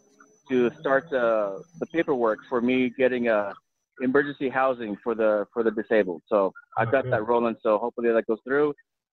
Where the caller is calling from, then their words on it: Texas, United States; from South Texas.